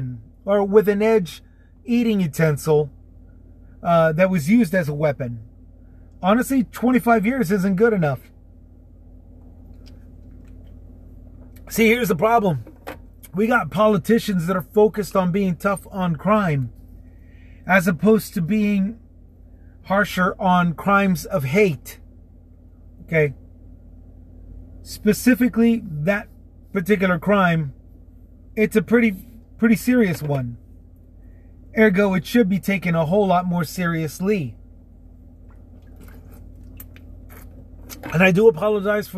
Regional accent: Texas, United States; here in my home state of Texas

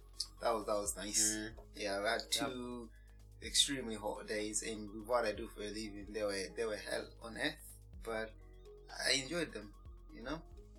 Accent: Malawi; now in United Kingdom; In my country, Malawi, right? You said as British. I'm not British, you know.

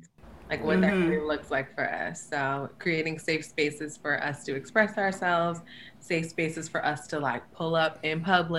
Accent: Albany, New York, United States; moved away as an adult; now in Brooklyn, United States; I currently live in Brooklyn, New York. I've been living here for 4 years. I'm from upstate New York. I'm from Albany.

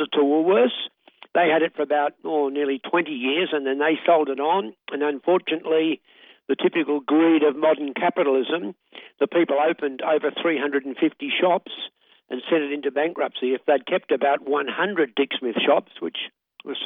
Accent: Australia; I'm an Aussie.

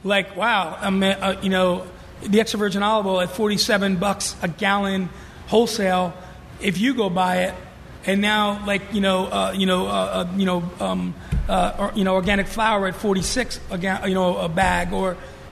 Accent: New York City, New York, United States; moved away; growing up in New York

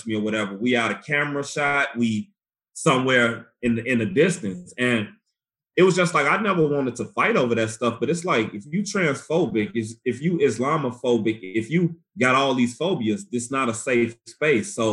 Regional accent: Chicago, Illinois, United States; moved away; I was, of course, growing up in Chicago

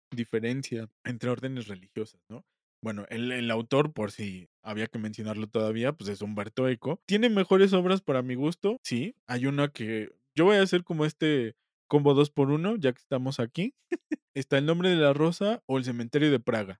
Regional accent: Mexico; nosotros como mexicanos

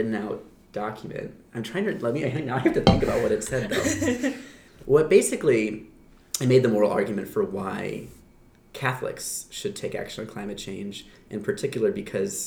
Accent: Gaylord, Michigan, United States; moved away as an adult; also born or lived in New Haven, Connecticut; I grew up in a small town in northern Michigan called Gaylord

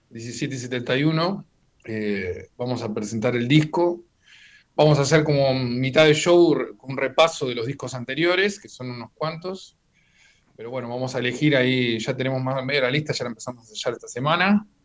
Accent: La Plata, Buenos Aires Province, Argentina; Es un tema dedicado a la ciudad de La Plata, que es, mi ciudad natal. Esa. Eh, yo estuve, o sea, soy nacido en La Plata y un tiempo viví en Capital y a la vuelta me volví a vivir a, en 2019 a La Plata

